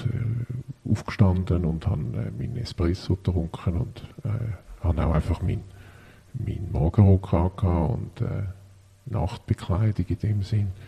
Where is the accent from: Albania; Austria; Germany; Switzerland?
Switzerland; habe auch sowohl da bei uns in der Schweiz gelebt wie im Ausland